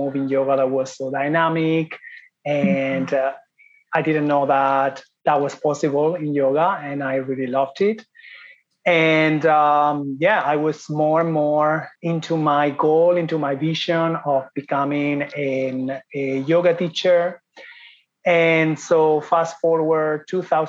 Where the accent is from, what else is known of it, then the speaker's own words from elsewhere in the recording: Spain; moved away as an adult; also born or lived in Ireland / Italy / Thailand; I am from Spain